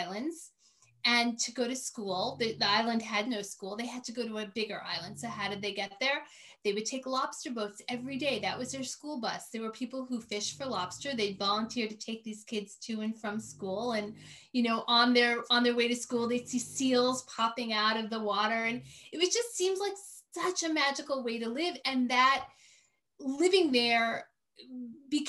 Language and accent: English; New York City, New York, United States; also born or lived in Maine; now in upstate New York, United States; I grew up in New York City